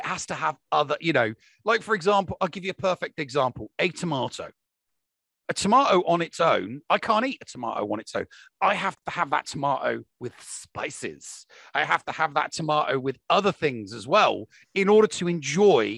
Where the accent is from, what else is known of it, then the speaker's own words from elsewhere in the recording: England, United Kingdom; I'm English